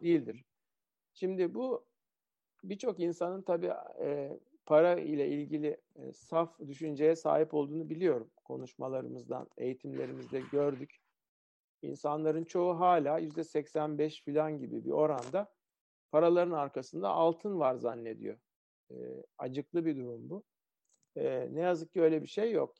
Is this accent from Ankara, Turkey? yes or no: yes; Ankara, Turkey; Ben Ankara'da büyüdüm. Ortaokulu filan liseyi Ankara'da okudum.